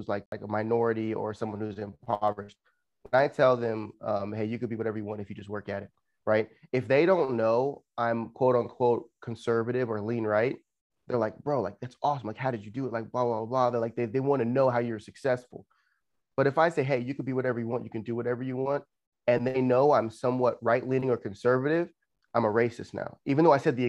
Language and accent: English; Los Angeles, California, United States; I'm originally from California in Los Angeles